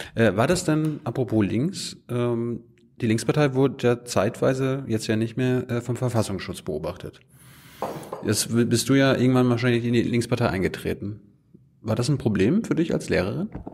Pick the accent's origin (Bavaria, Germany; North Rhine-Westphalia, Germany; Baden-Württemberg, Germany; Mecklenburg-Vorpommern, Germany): Mecklenburg-Vorpommern, Germany; ich komme ja aus MacPom